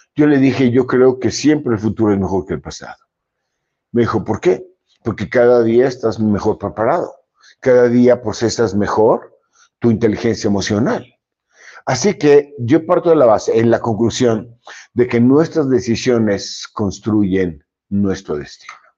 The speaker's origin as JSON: {"language": "Spanish", "town": "Monterrey", "region": "Nuevo León", "country": "Mexico", "said": "cómo somos los regiomontanos"}